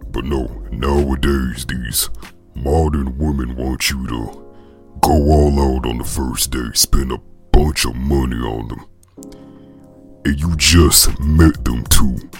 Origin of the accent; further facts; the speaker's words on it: the South, United States; accent: country; I'm from the South